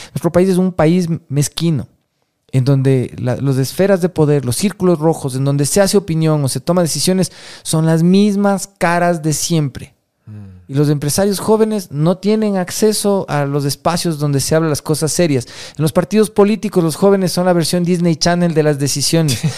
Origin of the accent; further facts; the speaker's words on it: Quito, Pichincha, Ecuador; como quiteño